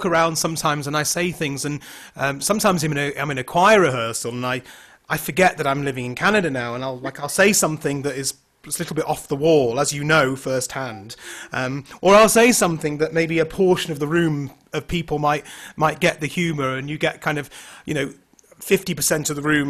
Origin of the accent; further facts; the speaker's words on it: United Kingdom; Like, as a Brit, I say Toronto, but you guys kind of say Ranel.